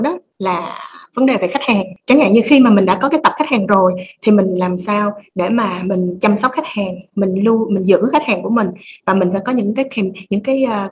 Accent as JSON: {"language": "Vietnamese", "country": "Vietnam", "said": "mình là người Việt Nam mình hiểu được tâm lý người Việt á"}